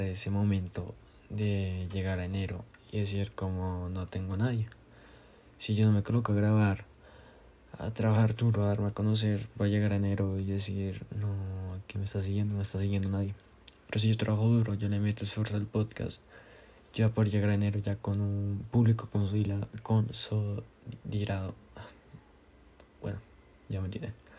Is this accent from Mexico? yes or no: no; Colombia; yo soy colombiano